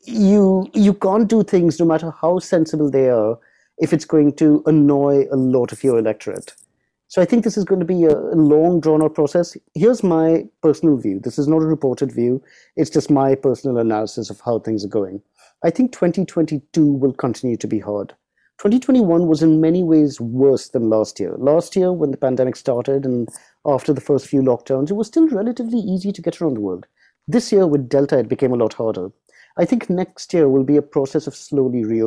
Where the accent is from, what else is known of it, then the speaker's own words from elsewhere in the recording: United Kingdom; as a Brit